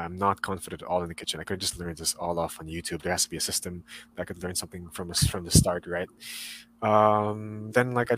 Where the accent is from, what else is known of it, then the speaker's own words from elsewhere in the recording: Philippines; as a Filipino national